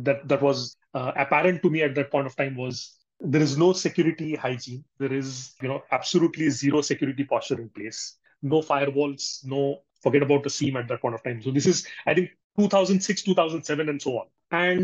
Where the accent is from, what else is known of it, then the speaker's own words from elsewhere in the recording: Belgaum, Karnataka, India; also born or lived in Bangalore; go back to my hometown, which is Belgaum